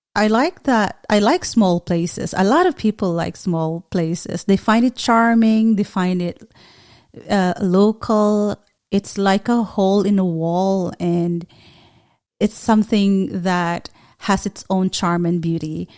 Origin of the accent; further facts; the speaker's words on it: Philippines; as a Filipino, uh, we do big time hospitality